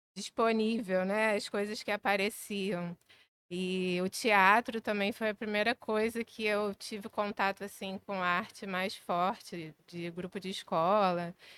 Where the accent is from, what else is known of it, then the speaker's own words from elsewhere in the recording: Maricá, Rio de Janeiro, Brazil; moved away as an adult; now in Rio de Janeiro, Brazil; eu cresci em Maricá, cresci numa cidade pequena